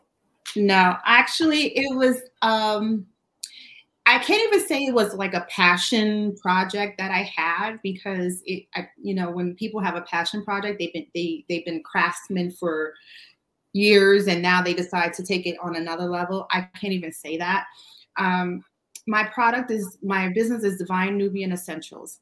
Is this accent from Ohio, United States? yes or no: no; New York City, New York, United States; moved away; I'm originally from Brooklyn